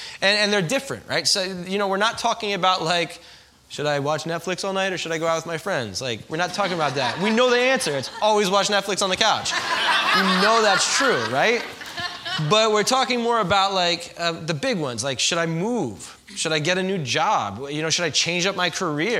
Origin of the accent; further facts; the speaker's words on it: New York, United States; also born or lived in Philadelphia; I'm from New York, living in Philly